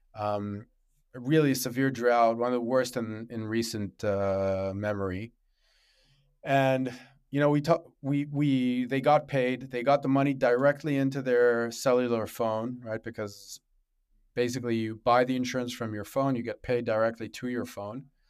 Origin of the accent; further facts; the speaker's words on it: Israel; also born or lived in Africa; I grew up in Africa and in Israel